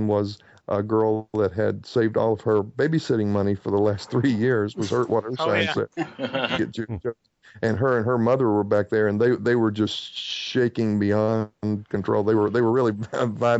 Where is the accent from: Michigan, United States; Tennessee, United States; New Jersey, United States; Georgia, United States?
Tennessee, United States; Bristol; moved away; in my hometown of Bristol, Tennessee